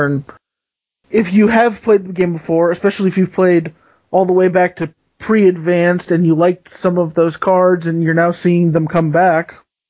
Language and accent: English; United States; I'm an American and I went to American schools.